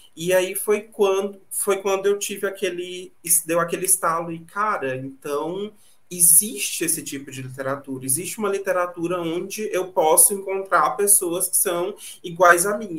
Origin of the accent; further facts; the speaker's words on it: Tocantinópolis, Tocantins, Brazil; eu nasci numa cidadezinha de interior bem pequenininha chamada Tocantinópolis, aqui no Tocantins